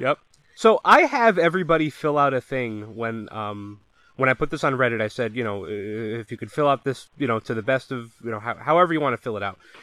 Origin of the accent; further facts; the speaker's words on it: Connecticut, United States; moved away; I grew up in Connecticut